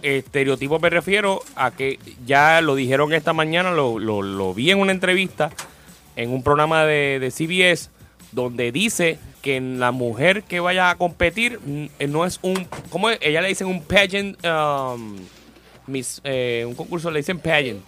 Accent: Puerto Rico; soy de Puerto Rico

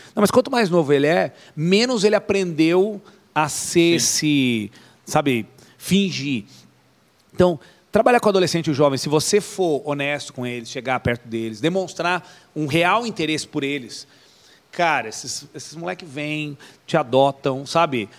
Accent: Atibaia, São Paulo, Brazil; a primeira igreja que eu participei não era IECA, era um ponto de pregação aqui em Atibaia

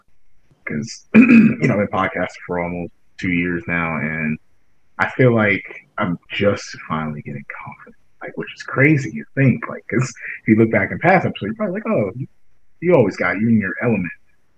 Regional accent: United States; growing up in Hart County

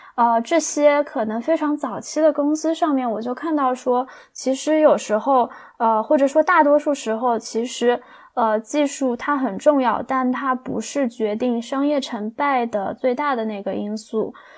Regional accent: China; 我们中国人

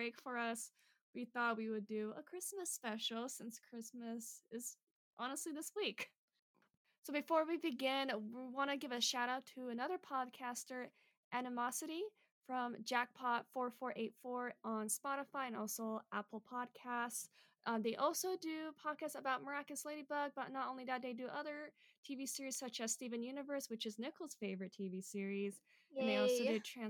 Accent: South Korea; That's my home country

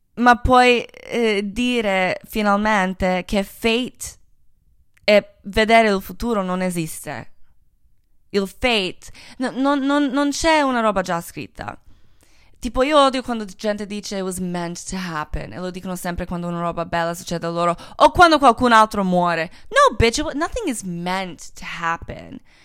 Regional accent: Croatia; Italian is a second language; moved away; sono croata

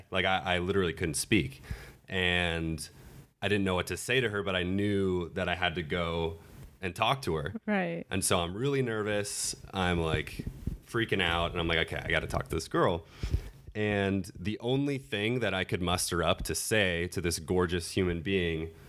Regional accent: London, United Kingdom; I'm from London. I play football.

